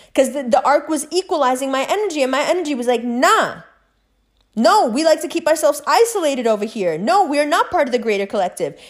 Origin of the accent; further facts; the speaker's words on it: New York City, New York, United States; I was raised in Harlem.